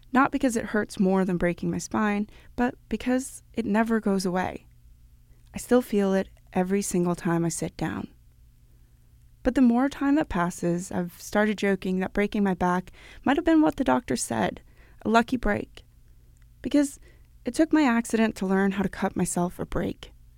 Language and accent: English; Copenhagen, Capital Region of Denmark, Denmark; my hometown of Copenhagen